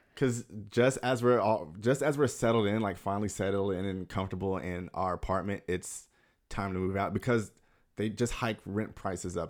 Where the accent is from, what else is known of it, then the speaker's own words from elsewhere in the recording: Atlanta, Georgia, United States; moved away as an adult; now in Los Angeles, United States; I'm from Atlanta. So I grew up in Atlanta, um, moved out to L A actually a year, six years ago today